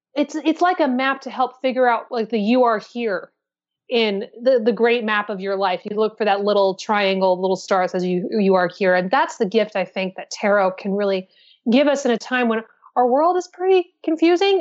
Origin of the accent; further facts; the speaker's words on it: Pacific Northwest, United States; now in New York City, United States; I'm from the Pacific Northwest myself